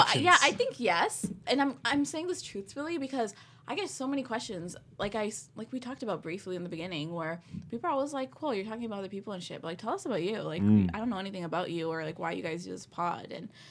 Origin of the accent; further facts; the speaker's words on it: Toronto, Ontario, Canada; I grew up in Malvern.